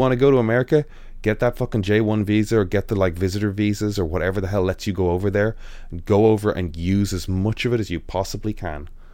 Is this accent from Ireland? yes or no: yes; Dublin, Leinster, Ireland; I'm from Dublin